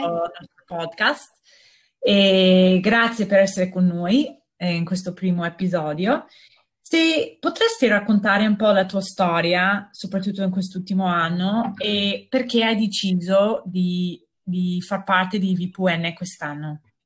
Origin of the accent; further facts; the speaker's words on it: United States; Italian is a second language; moved away as an adult; now in Verona, Italy; io sono americana e sono arrivata a Verona quasi dieci anni fa